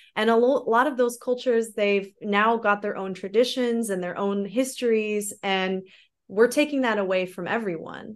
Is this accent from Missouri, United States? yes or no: yes; Missouri, United States; moved away as an adult; also born or lived in Florida; now in Germany; I grew up, um, I grew up in Missouri.